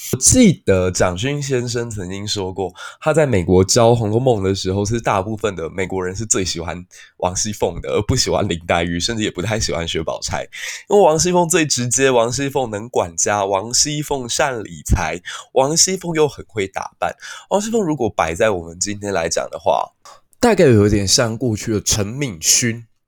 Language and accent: Chinese; Taiwan; 身为台湾人